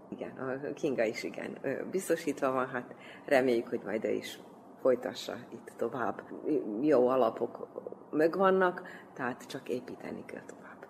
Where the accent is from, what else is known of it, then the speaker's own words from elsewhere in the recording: Debeljača, Vojvodina, Serbia; also born or lived in Belgrade; De Beacsán nőttem föl